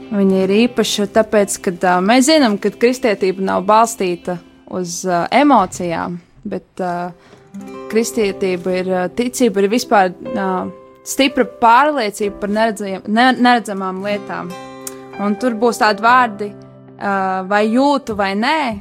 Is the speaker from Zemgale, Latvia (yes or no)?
yes; Jelgava, Zemgale, Latvia; es esmu no Jālgavas, Jālgavas vasaras vēku draudzes